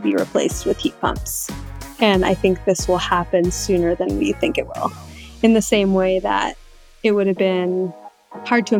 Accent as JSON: {"language": "English", "region": "New Hampshire", "country": "United States", "tie": "born or raised there", "said": "I grew up in New Hampshire"}